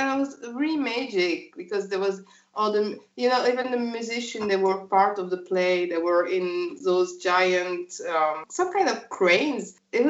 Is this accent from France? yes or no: yes; France